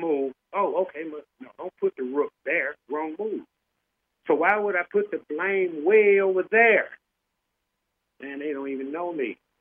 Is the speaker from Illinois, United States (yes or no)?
yes; Chicago, Illinois, United States; now in Los Angeles, United States; I'm from originally from Chicago, and I remember seeing the same Valentine's Day massacre wall in Old Town on the north side growing up